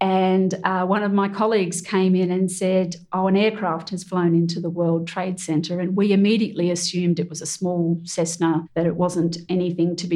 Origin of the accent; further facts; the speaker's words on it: Australia; as an Australian